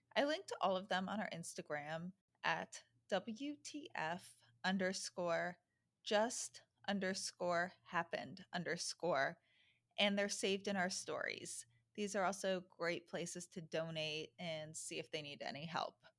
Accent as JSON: {"language": "English", "town": "New York City", "region": "New York", "country": "United States", "tie": "born or raised there", "said": "I'm a New Yorker"}